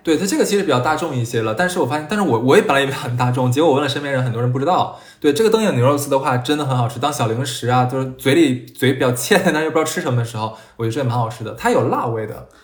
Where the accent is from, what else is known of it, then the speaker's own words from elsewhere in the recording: Jiangsu-Zhejiang, China; 尤其像我们江浙这边的朋友的话